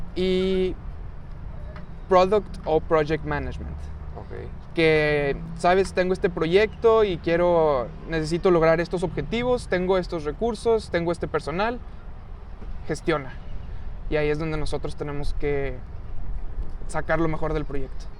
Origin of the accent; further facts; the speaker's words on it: Monterrey, Nuevo León, Mexico; soy regio